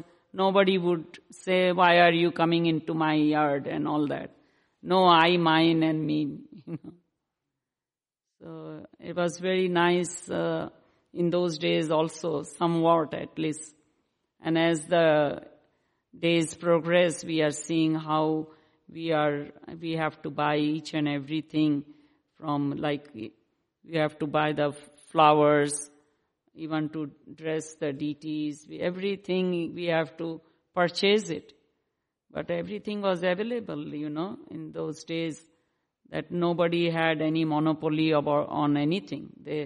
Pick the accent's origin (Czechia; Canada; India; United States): India; born there; I was born in India, of course.